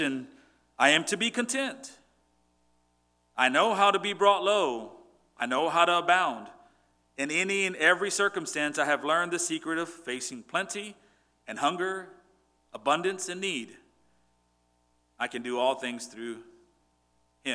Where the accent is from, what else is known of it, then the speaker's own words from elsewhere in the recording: Port Lavaca, Texas, United States; also born or lived in Cuero, Texas / Victoria, Texas; God moved me to a bigger city, Port Lavaca, Texas. And I went to high school there